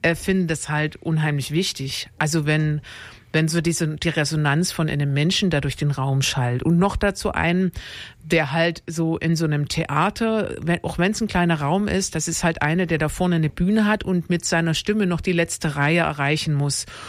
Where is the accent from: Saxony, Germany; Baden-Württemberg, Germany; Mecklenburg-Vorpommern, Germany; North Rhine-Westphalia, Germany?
Saxony, Germany; Dresden; ich komme aus Dresden